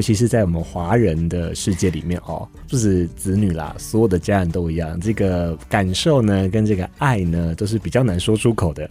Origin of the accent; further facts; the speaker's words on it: Taiwan; 我们台湾人